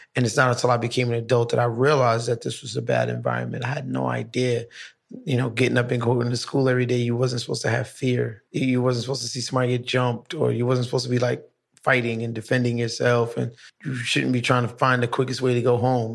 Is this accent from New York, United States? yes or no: yes; New York City, New York, United States; I'm from downtown Brooklyn